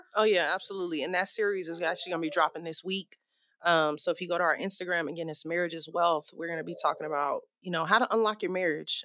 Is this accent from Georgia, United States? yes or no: yes; Atlanta, Georgia, United States; now in Phoenix, United States; we are from Atlanta.